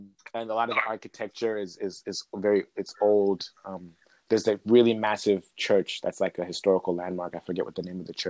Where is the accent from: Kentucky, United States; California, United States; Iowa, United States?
Iowa, United States; Iowa City; also born or lived in Zambia / Sweden / Ontario, Canada; now in Canada; I grew up in the Midwest. I spent my formative years in Iowa City, to be precise.